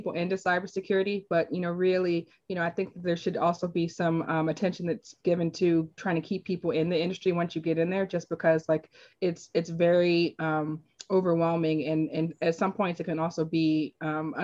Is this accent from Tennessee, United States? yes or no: no; Washington, District of Columbia, United States; moved away as an adult; now in Virginia, United States; I'm from Northeast DC originally